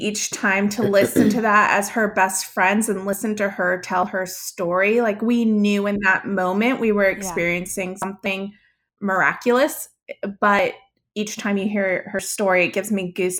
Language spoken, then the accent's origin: English; Atlanta, Georgia, United States; moved away as an adult; now in Columbia, United States; I was born in Atlanta and came over to Columbia for the University of South Carolina and went to business school there, graduated, and just fell in love with Columbia and what it had to offer, and met my husband here. So I live in Columbia.